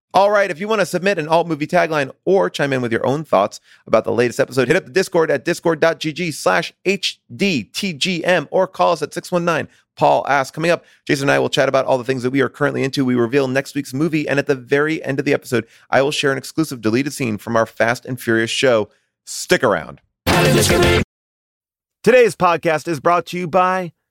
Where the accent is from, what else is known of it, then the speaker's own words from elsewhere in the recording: Long Island, New York, United States; I grew up in Long Island, but I lived in New York